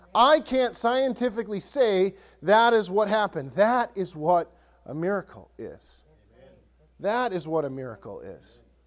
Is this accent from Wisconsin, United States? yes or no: yes; Ellsworth, Wisconsin, United States; now in Lakeland, United States; My hometown, Ellsworth, small town